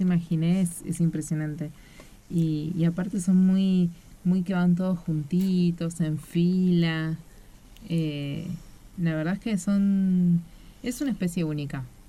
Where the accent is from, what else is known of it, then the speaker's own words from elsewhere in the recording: Buenos Aires, Argentina; yo soy de Ciudad Autónoma de Buenos Aires. Eh, siempre estuve ahí